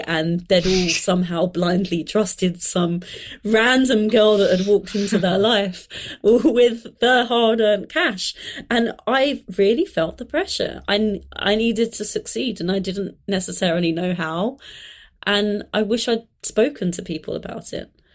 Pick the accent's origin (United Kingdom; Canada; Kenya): United Kingdom; London; I grew up in London, but I grew up in kind of southeast London, so slightly on the outskirts of London